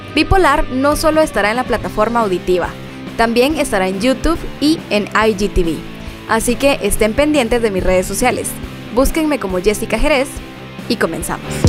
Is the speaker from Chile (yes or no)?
no; Guatemala; soy guatemalteca, periodista, locutora